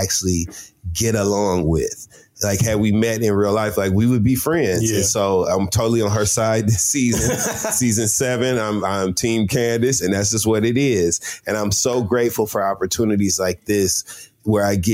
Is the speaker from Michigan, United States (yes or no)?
yes; Flint, Michigan, United States; We're both from Flint, Michigan